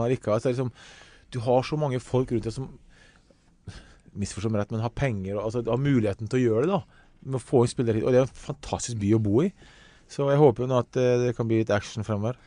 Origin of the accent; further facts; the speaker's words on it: Ålesund, Møre og Romsdal, Norway; Jeg kommer fra Hessa i Ålesund